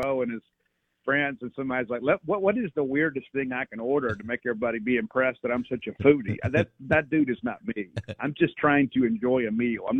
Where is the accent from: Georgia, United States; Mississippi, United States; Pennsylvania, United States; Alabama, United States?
Mississippi, United States; South; I'm from South Mississippi.